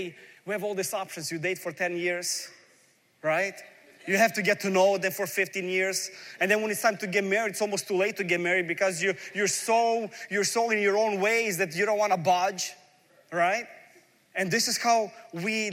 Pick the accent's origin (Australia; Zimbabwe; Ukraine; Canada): Ukraine; moved away; I'm coming from a former Soviet Union. I was born in Ukraine. We lived a life really poor in a big family.